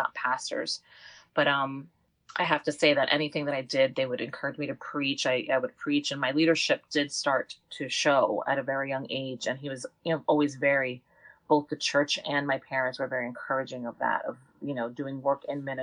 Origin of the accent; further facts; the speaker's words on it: Lakewood, New Jersey, United States; the Lakewood community that we were raised in here in New Jersey was very tight-knit community of faith.